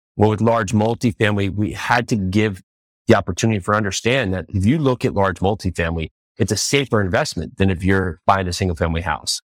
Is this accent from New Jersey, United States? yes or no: yes; New Jersey, United States; moved away as an adult; also born or lived in New York City / Tennessee; now in Nashville, United States; I was born and raised in New Jersey